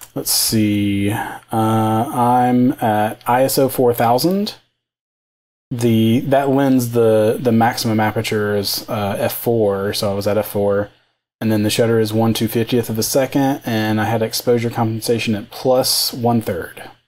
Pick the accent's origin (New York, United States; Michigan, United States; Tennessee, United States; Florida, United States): Tennessee, United States; outside of Knoxville; now in Nashville, United States; I grew up outside of Knoxville, so uh, on kind of on the other side of the state